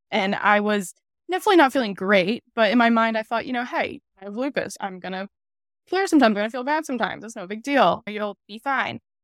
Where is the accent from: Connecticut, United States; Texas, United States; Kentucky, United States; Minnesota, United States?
Connecticut, United States; Wolcott; I am from Connecticut. I was born in Connecticut. grew up in Connecticut